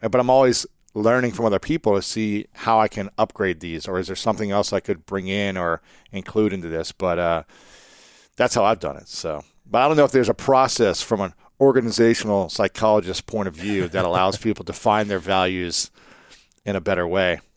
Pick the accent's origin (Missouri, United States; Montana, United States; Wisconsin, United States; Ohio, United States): Ohio, United States; I'm from America. I'm from Ohio.